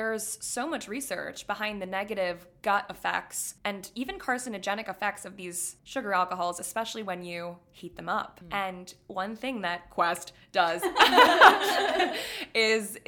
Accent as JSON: {"language": "English", "region": "Florida", "country": "United States", "tie": "born or raised there", "moved": "yes", "lives_now": "New York City, United States", "said": "growing up in Florida"}